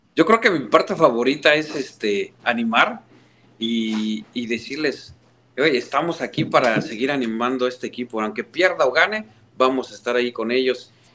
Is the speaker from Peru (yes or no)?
no; Mexico; also born or lived in Houston, United States; now in St. Louis, United States; soy el fanático del Cruz Azul en México